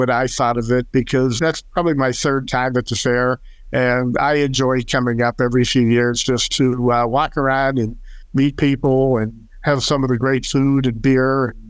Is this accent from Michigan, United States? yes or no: no; Texas, United States; I told them I was from Texas